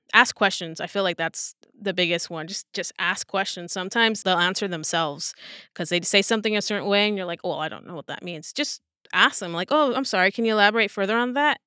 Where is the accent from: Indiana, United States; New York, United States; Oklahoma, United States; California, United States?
California, United States; Southern; born and raised in Southern California. So, like, L A was only about an hour away